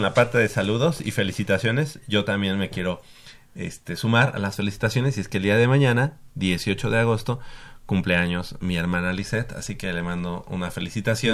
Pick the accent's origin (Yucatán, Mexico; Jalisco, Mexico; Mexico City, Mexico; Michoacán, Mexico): Mexico City, Mexico; tanto Manolo como yo, que somos del norte